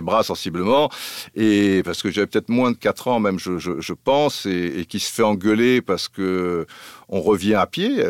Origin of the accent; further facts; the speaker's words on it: Cannes, Provence-Alpes-Côte d'Azur, France; also born or lived in Brazzaville / Antilles; en étant canois